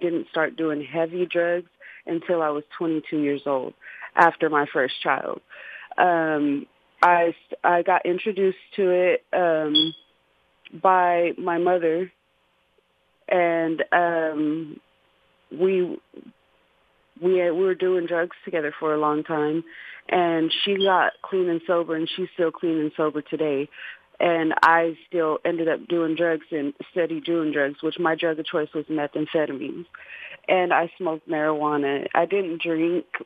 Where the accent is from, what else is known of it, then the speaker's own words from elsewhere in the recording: Richmond, California, United States; also born or lived in Albuquerque, New Mexico; when I was 10 months old, my mom moved us to Richmond, California, and we were there for about till I was 17